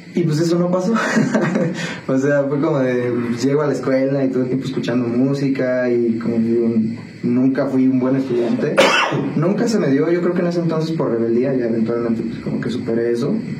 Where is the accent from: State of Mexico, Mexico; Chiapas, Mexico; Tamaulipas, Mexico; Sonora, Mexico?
State of Mexico, Mexico; Toluca; also born or lived in Iztapalapa, Mexico City; now in San Juan del Río, Mexico; me crié mayormente en el Estado de México, Toluca. Eh, viví ahí como nueve años, más o menos.